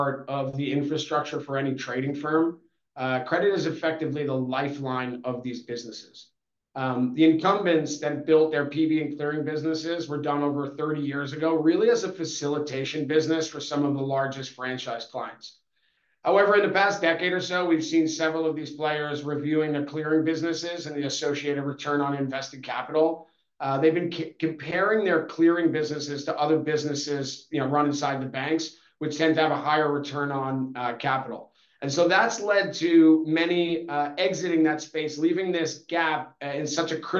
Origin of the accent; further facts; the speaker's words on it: New York, United States; moved away as an adult; now in London, United Kingdom; I'm originally from New York, where I started my career down in Wall Street before moving for work to London in 2009